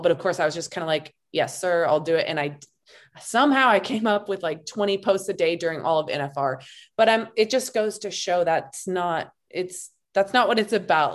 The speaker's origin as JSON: {"language": "English", "region": "Montana", "country": "United States", "moved": "yes", "lives_now": "Boyd, United States", "said": "I'm originally from Montana"}